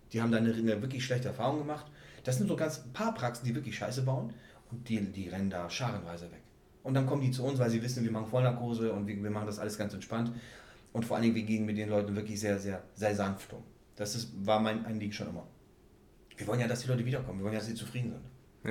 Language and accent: German; Czechia; moved away; ich komme ja ursprünglich aus der Tschechei